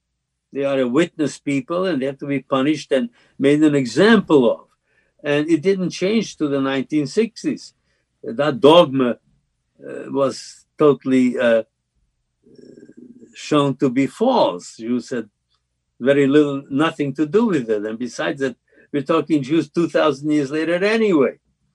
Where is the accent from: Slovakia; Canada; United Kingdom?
Slovakia; now in United States; when I was growing up in Czechoslovakia and Slovakia